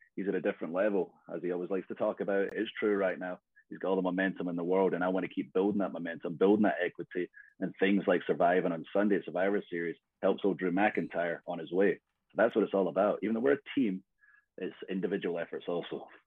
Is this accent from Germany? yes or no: no; Scotland, United Kingdom; I'm Scottish